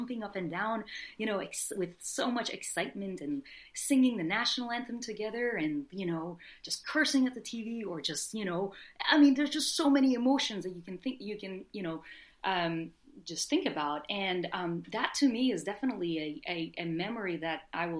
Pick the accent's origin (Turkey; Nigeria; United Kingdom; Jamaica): Turkey; also born or lived in Philadelphia; now in New York, United States; I was born and raised in Turkey